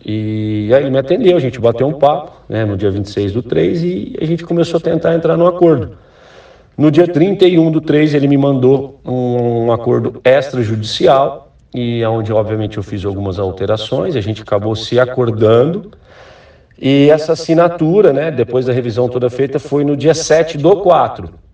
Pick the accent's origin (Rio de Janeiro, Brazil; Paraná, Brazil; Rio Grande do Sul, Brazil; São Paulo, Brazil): São Paulo, Brazil; Ribeirão Preto; moved away as an adult; also born or lived in Recife; eu sou de Ribeirão Preto